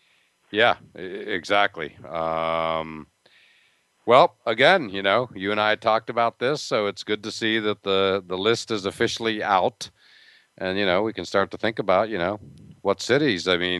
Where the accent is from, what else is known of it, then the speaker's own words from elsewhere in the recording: near Pittsburgh, Pennsylvania, United States; moved away; I grew up near Pittsburgh